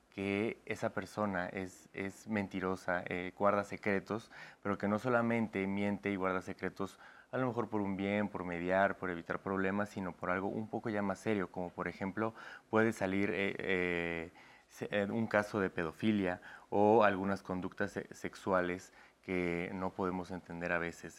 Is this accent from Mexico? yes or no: yes; Puebla, Mexico; Yo también soy de Puebla